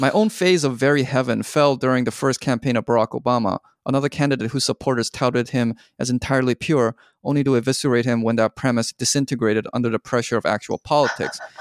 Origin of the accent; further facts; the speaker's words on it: Canada; I watched it as a Canadian